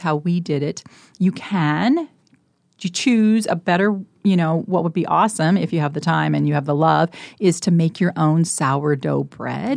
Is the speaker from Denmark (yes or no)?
no; Colorado, United States; now in Nebraska, United States; I was born and raised in Colorado.